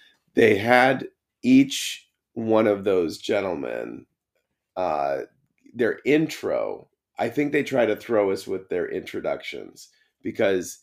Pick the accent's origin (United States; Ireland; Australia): United States; Hartford, Connecticut; I can go see a show in my hometown and not see anybody, in Hartford